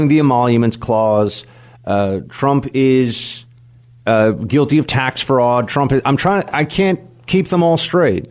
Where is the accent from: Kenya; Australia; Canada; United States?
United States; New York City, New York; I'm a New Yorker